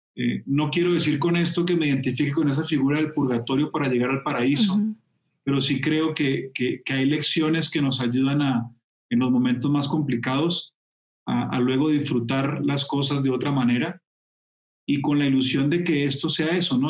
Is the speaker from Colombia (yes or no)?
yes; Colombia; en mi tierra